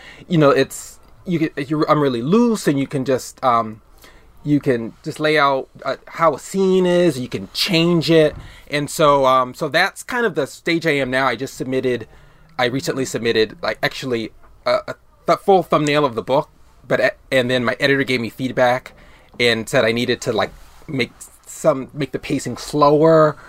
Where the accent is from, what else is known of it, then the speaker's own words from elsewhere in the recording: Boston, Massachusetts, United States; also born or lived in Miami, Florida; my upbringing right around here. My family, we lived in Boston when I was a kid, but during, like, from like second grade on to sixth grade, I lived in Miami, Florida. And then I came up around middle school